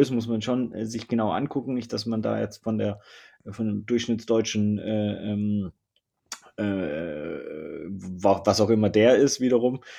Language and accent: German; Southern Germany, Germany; Ich komme aus Süddeutschland, ne? Also es war immer so ein bisschen, ne? schaffe, schaffe, Häusle bauen, etc. pp. und ein Mercedes fahren